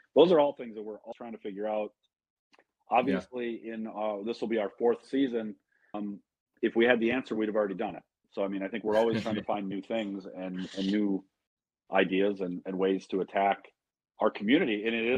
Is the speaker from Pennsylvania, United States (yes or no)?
no; DeKalb County, Illinois, United States; now in Savannah, United States; Well, no, I'm from DeKalb County, Illinois. I might live in Savannah, Georgia.